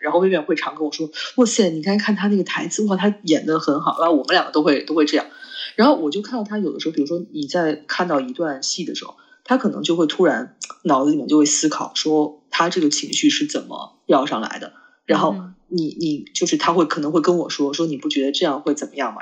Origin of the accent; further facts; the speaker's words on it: China; 我中国人这，这思想